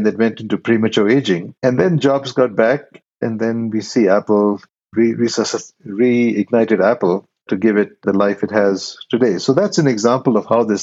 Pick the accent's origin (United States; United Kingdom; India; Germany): India; moved away; originally I'm from India.